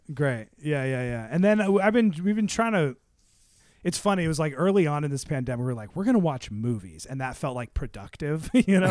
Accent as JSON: {"language": "English", "town": "Seattle", "region": "Washington", "country": "United States", "tie": "born or raised there", "said": "Seattle, 'cause that's where I'm from"}